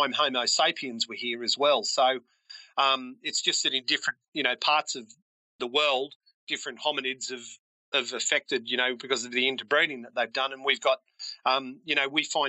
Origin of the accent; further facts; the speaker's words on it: Australia; I'm Australian